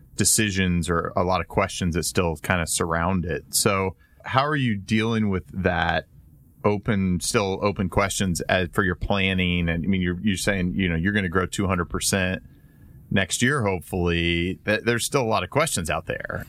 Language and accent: English; Indiana, United States; growing up in Indiana